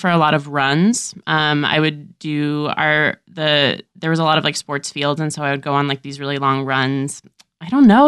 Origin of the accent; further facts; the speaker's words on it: San Diego, California, United States; also born or lived in Washington Heights, New York City; now in New York City, United States; I'm from Southern California originally. Like, I was born in San Diego and I still have family there.